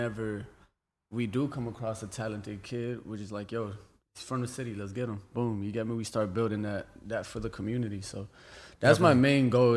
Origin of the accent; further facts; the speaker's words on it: Los Angeles, California, United States; I'm from LA.